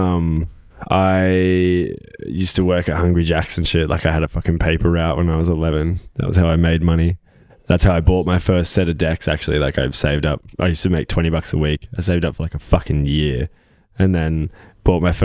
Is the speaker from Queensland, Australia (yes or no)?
yes; Gold Coast, Queensland, Australia; I grew up like very close to here, Eleanora, Palm Beach